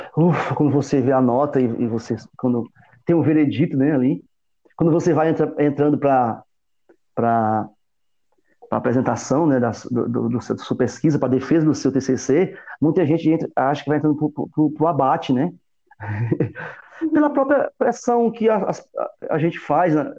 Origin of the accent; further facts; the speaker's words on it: Northeast Region, Brazil; como nordestino que sou, como um, cara, um sertanejo que sou